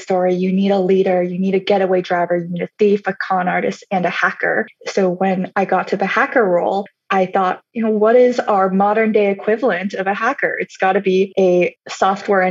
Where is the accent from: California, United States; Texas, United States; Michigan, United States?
Texas, United States; Pearland; moved away as an adult; I spent the majority of my childhood in Texas